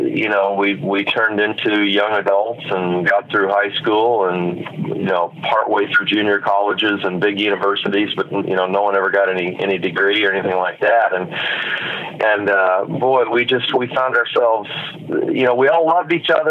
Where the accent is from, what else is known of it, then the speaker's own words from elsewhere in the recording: Newhall, California, United States; where I grew up in Southern California